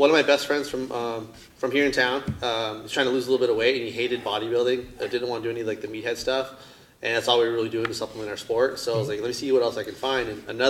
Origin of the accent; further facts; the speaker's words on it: San Clemente, California, United States; also born or lived in Capistrano Beach; I grew up in Southridge County, kind of born and raised between Capitol Beach, San Clemente